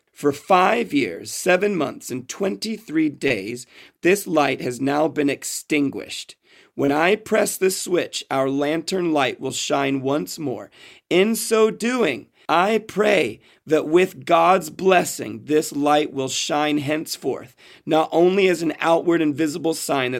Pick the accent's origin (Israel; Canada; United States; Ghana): Israel; what I did growing up in Israel, and what Jewish people all over the world do, is they light 9 candles.